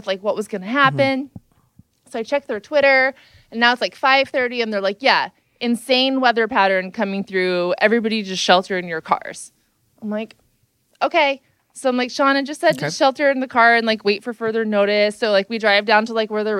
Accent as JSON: {"language": "English", "region": "California", "country": "United States", "said": "I'm from California"}